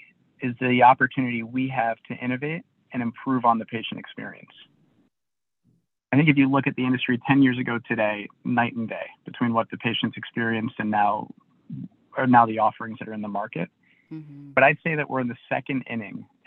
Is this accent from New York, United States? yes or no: yes; New York City, New York, United States; moved away; I'm from New York City originally